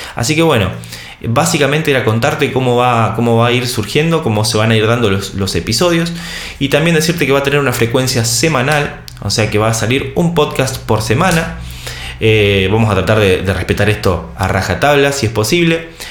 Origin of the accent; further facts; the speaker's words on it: Argentina; Soy argentino, tengo 34 años.